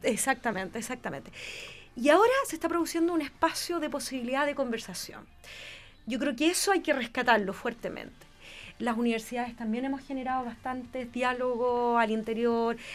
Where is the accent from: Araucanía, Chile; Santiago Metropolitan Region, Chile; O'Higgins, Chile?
O'Higgins, Chile; Rancagua; Yo vengo de Rancagua